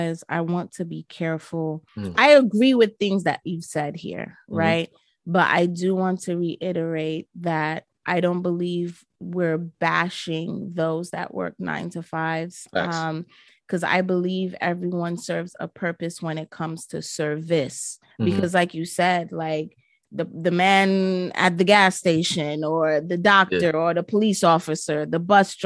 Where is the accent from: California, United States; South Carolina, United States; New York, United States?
New York, United States; New York City; my hometown, New York City